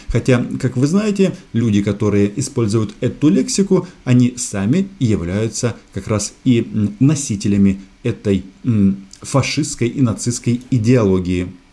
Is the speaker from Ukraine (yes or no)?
yes; Ukraine; now in Moscow, Russia